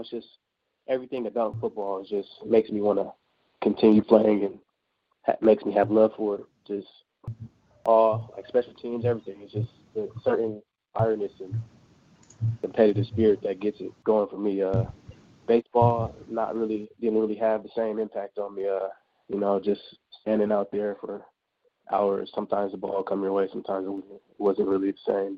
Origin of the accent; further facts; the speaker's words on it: Bay Area, Northern California, United States; I'm from the Bay Area